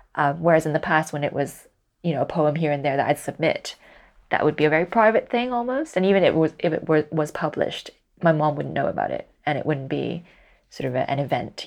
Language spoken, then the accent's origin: English; Hong Kong; first language Cantonese; English is a second language; moved away as an adult; now in United Kingdom; I was born and raised in Hong Kong, but my mother doesn't speak English. Uh, my father does, and at home we would only speak in Cantonese